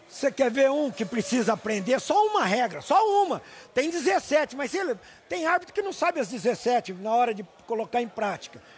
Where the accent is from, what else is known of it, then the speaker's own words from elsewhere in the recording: São Paulo, Brazil; eu sou paulista